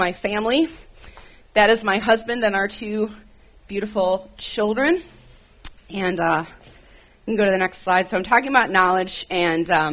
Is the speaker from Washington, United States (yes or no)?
no; Michigan, United States; moved away; if you hear me say about, it's because I grew up in Michigan